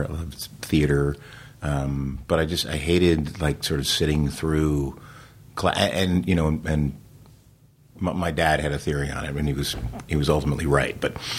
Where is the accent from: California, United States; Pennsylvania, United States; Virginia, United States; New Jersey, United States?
New Jersey, United States; So, I mean, I grew up in New Jersey. I was doing theater